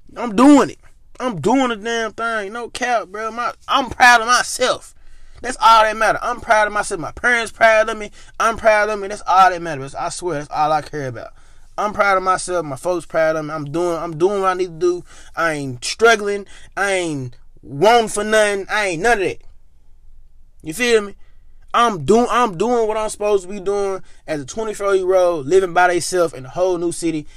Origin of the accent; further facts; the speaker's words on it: Memphis, Tennessee, United States; moved away as an adult; now in Ohio, United States; I am from Memphis